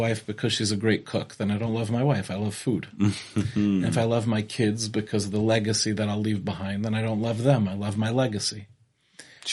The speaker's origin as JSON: {"language": "English", "area": "Five Towns", "region": "New York", "country": "United States", "tie": "born or raised there", "moved": "as an adult", "lives_now": "Israel", "said": "I grew up in the Five Towns"}